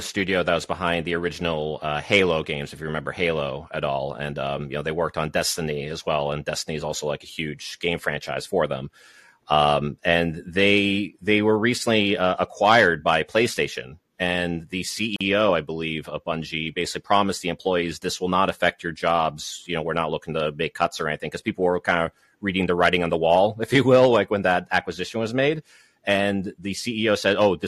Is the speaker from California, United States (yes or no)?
no; Massachusetts, United States; I am from Massachusetts